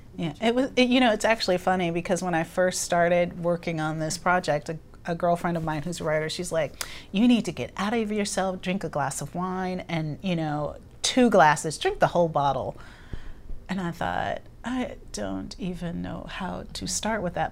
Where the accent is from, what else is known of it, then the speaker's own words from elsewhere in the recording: Los Angeles, California, United States; I grew up in Los Angeles